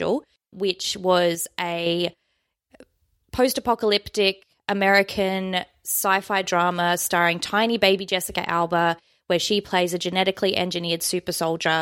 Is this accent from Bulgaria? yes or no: no; Australia; accent: Australian; we're Australian